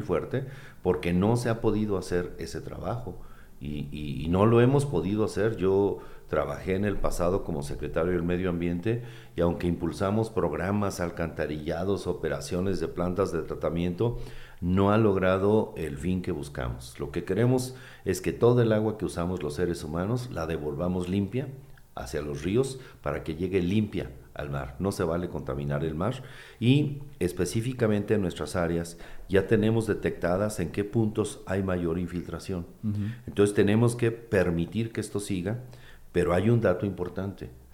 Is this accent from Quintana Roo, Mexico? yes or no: no; Uruapan, Michoacán, Mexico; Yo que soy de Uruapan